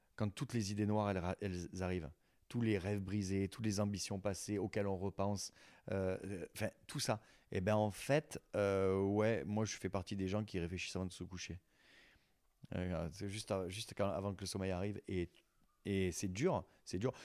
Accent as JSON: {"language": "French", "area": "near Collioure", "region": "Occitania", "country": "France", "tie": "born or raised there", "moved": "yes", "said": "Et tu te retrouves là où tu as grandi. Moi, ils ont gardé ma chambre, je dis d'ado intacte."}